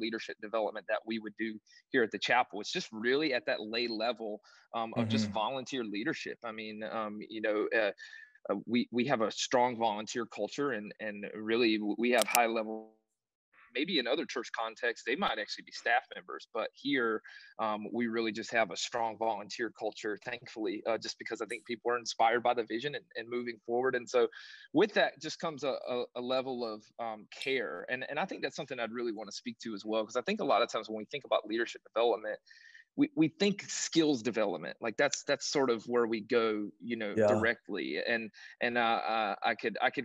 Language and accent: English; North Carolina, United States; moved away as an adult; also born or lived in Southern Virginia; now in Tampa, United States; I'm originally from North Carolina, Southern Virginia area.